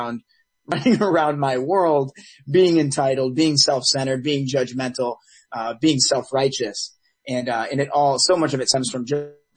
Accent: Detroit, Michigan, United States; now in Los Angeles, United States; I was born and raised in Metro Detroit

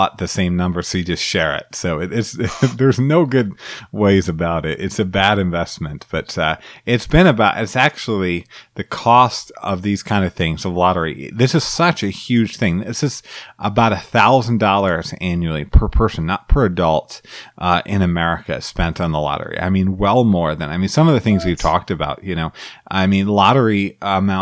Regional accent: Illinois, United States; Illinois, where I'm from

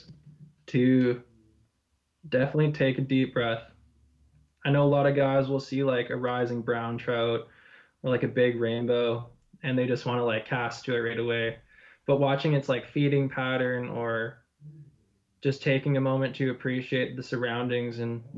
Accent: Vernon, British Columbia, Canada; I grew up in Vernon

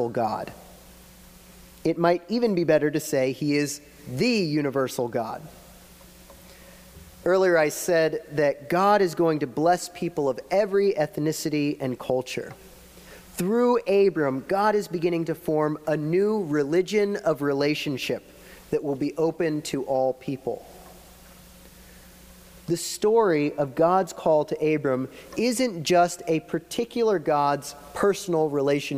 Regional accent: Florida, United States; moved away as an adult; now in Pittsburgh, United States; we're from Florida

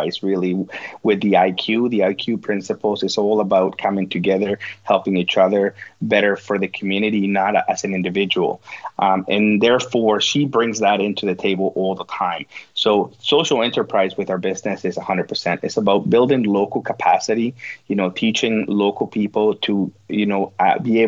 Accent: Guatemala; accent: Guatemalan; English is a second language; moved away as an adult; now in Nunavut, Canada; That's the Guatemalan part coming out

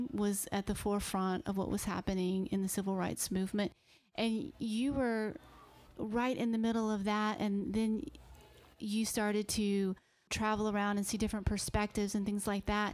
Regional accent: the South, United States; I was raised in the South

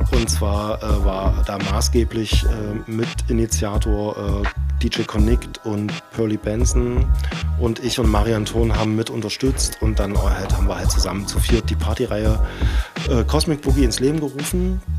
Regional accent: Dessau, Saxony-Anhalt, Germany; moved away as an adult; now in Leipzig, Germany; ich war ja vorher in Dessau äh, ansässig oder das ist halt meine Heimatstadt

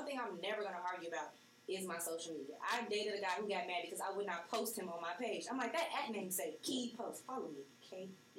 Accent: Beaumont, Texas, United States; No, I'm from Beaumont, Texas.

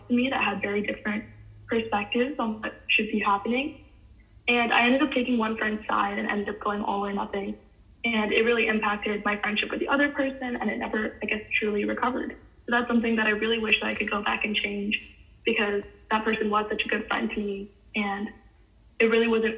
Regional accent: Cupertino, California, United States; I grew up in Cupertino, California, and graduated from Juana Vista High School in 2018

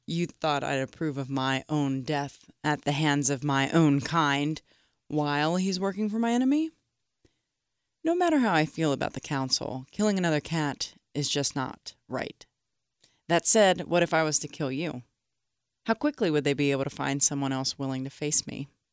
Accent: United States; I am American and, uh, very, I'm of German descent

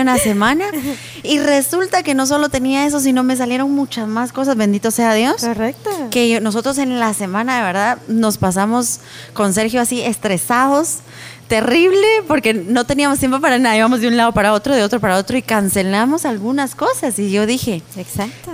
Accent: Guatemala; yo amo mi país con todo mi corazón

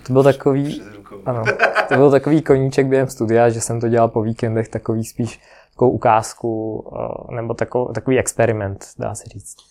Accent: Ukraine; also born or lived in Prague, Czech Republic / Kostelec nad Orlicí, Czech Republic; now in Czech Republic; Jinak pocházím z Ukrajiny, proto mám takový ne úplně český jméno.

